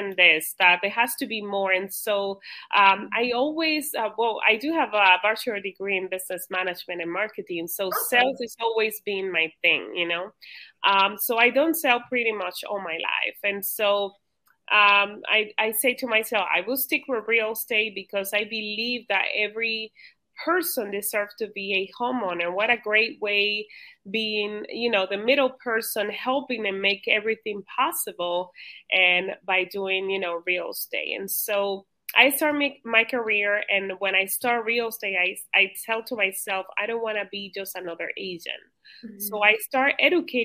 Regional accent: Dominican Republic; now in Cape Coral, United States; I originally was born in the Dominican

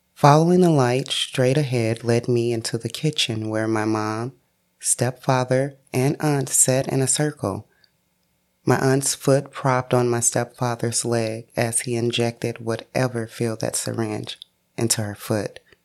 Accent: St. Louis, Missouri, United States; born and raised in St. Louis, Missouri

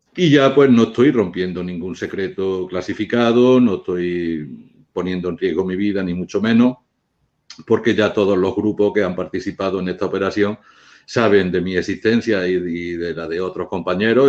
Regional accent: Spain; yo soy español

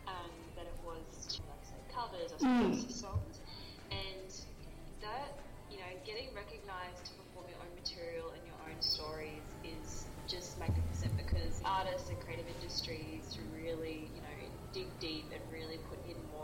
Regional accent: Australia; It's probably one of the biggest goals I've ever kicked being an Australian female artist. So I did partially grow up in this, but I am from a little bit of everywhere.

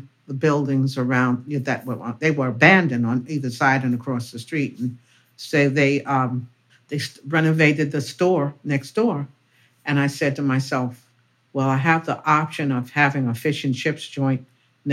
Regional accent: New York City, New York, United States; I was born and raised in Harlem, went to public schools here

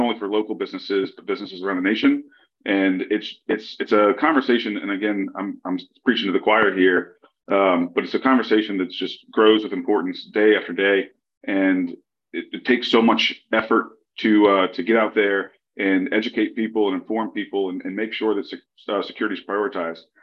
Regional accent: Lafayette, Louisiana, United States; moved away as an adult; Lafayette, Louisiana. Uh, this is my hometown, um, so I was excited to find a, a role uh, that allowed me to move home.

